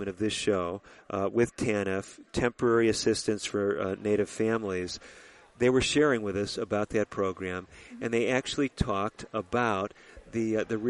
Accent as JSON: {"language": "English", "town": "Chicago", "region": "Illinois", "country": "United States", "tie": "born or raised there", "also_born_or_lived": "Minnesota", "moved": "as an adult", "said": "I was born in the Chicago area, lived in the Chicago area, and went away to school in Minnesota"}